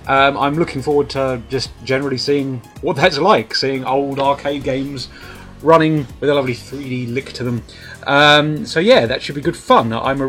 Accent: United Kingdom; I'm British

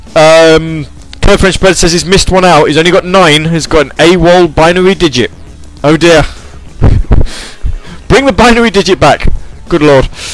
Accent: United Kingdom; I'm British

